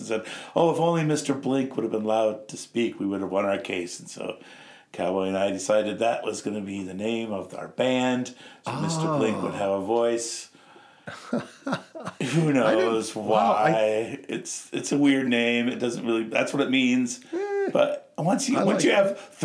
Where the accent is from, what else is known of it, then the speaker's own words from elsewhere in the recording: Norwich, East of England, United Kingdom; now in Wisconsin, United States; Actually born in Norwich, England